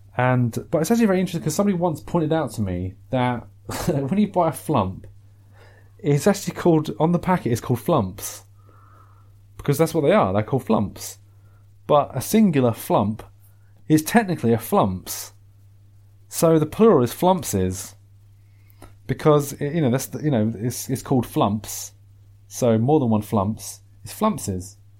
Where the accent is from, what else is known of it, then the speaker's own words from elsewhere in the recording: England, United Kingdom; there are things about being English that I'm quite proud of.